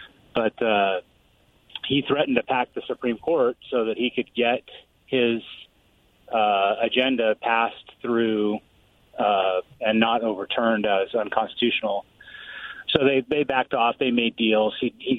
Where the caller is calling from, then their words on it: Pasco, Washington, United States; calling from Pasco.